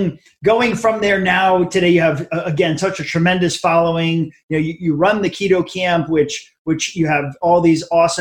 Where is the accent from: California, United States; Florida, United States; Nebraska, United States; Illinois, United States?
Florida, United States; Hollywood; I'm from Hollywood, so some Florida locals here